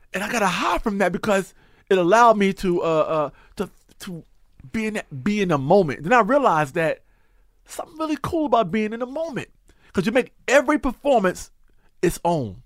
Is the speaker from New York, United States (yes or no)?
yes; New York, United States; also born or lived in North Carolina; I was born in North Carolina. I came to New York at three, and I've been in New York since I was three years old